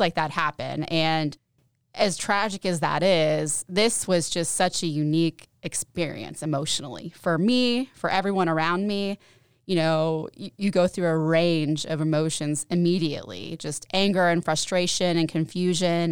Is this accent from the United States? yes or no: yes; Knoxville, Tennessee, United States; moved away as an adult; now in Johnson City, United States; I'm living in Johnson City. I'm from Knoxville.